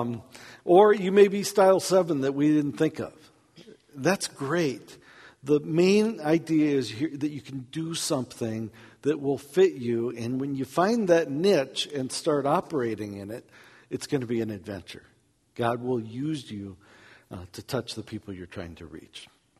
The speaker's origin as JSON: {"language": "English", "country": "United States", "accent": "American", "said": "I'm from America"}